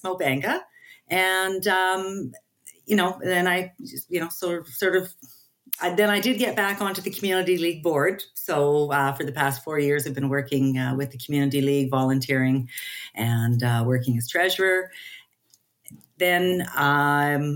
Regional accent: Edmonton, Alberta, Canada; I was born and raised in Southeast Edmonton, the Capilano area

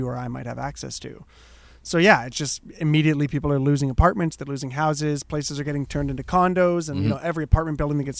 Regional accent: Hamilton, Ontario, Canada; I'm born and raised in Hamilton

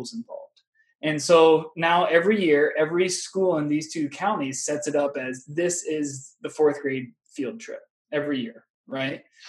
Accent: Northeast Iowa, United States; moved away as an adult; also born or lived in Wisconsin; now in Minnesota, United States; I'm originally from Northeast Iowa

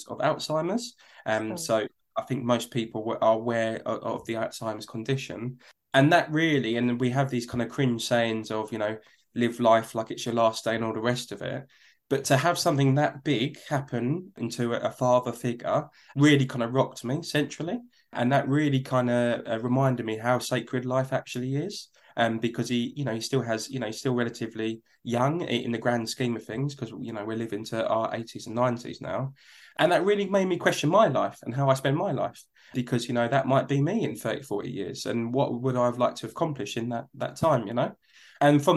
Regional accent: London, United Kingdom; accent: Cockney; where we were born and where I grew up was a place called East London, in particular near a place called Hackney.

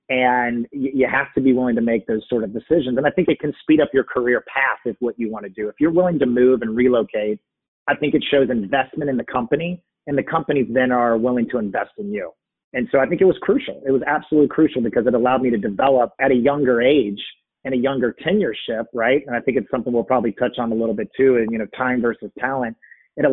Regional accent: Texas, United States; born there; also born or lived in San Francisco / Virginia / Cincinnati; I mean, one of it was I grew up moving around, right? I mean, I was born in Texas, moved to San Francisco, moved to Virginia, moved to Cincinnati, moved back to Virginia.

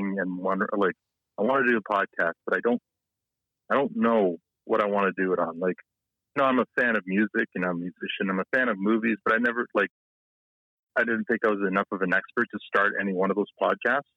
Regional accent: Canada; also born or lived in Toronto; I grew up in a small town, much like Letterkenny

